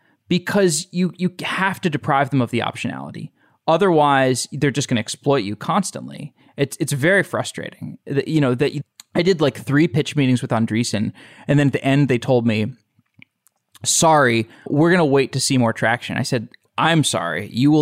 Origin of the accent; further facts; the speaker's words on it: Austin, Texas, United States; I'm from Austin.